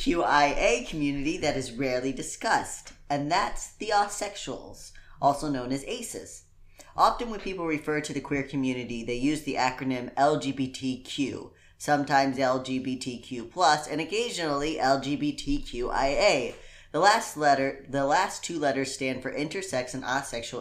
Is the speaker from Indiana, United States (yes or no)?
yes; Indiana, United States; I'm from Indiana.